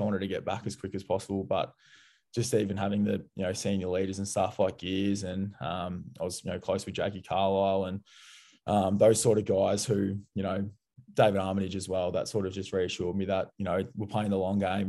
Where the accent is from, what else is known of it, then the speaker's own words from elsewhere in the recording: Dingley, Victoria, Australia; I grew up in Dingley, which is, yeah, like I said before, it's, it's five, ten minutes from Melbourne